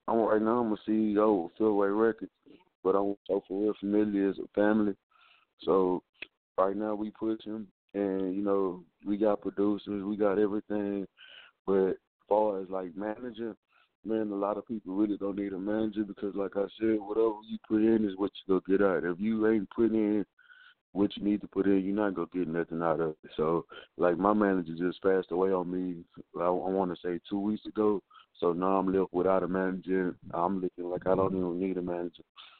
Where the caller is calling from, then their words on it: Houston, Texas, United States; Houston, Texas.